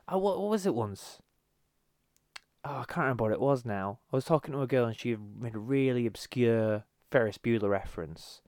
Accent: United Kingdom; our perspective as Brit-, British

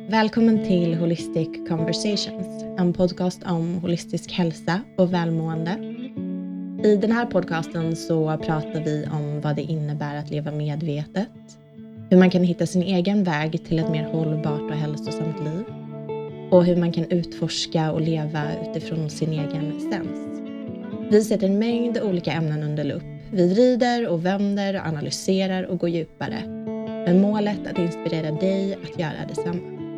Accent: Småland, Sweden; also born or lived in Gothenburg, Sweden; now in Öland, Sweden; Vi är båda från Småland, jag och min man uppväxte där i olika s-, mindre orter

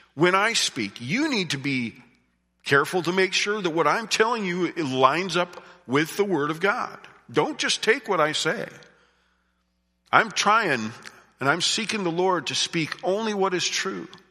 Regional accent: United States; I grew up in Amish country

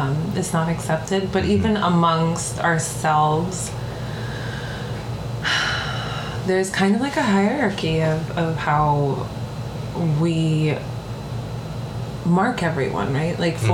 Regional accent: New York, United States; accent: Bronx; why do I speak this way as a kid that was born and raised in the Bronx?

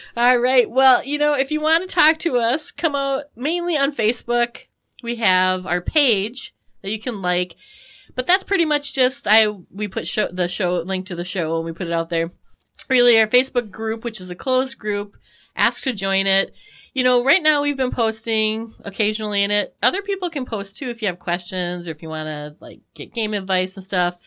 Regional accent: United States; as an American

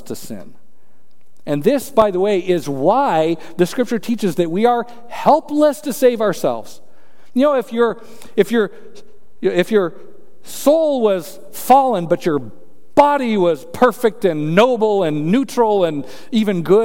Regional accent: Colorado, United States; I'm from Colorado

